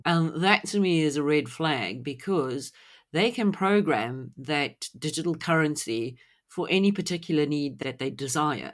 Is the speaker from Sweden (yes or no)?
no; South Africa; growing up in South Africa